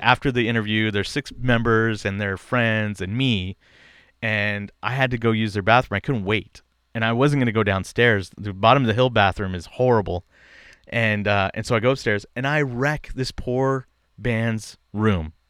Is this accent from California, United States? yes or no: yes; East Bay, Bay Area, California, United States; I grew up in the East Bay of, of the Bay Area